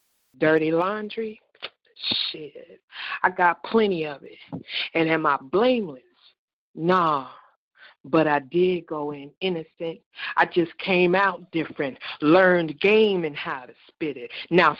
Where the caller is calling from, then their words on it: North Central Kentucky, United States; I'm calling from North Central Kentucky.